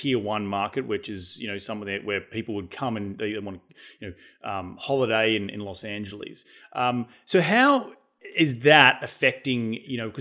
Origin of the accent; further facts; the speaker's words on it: Australia; now in United States; I come from Australia, so another Western first world country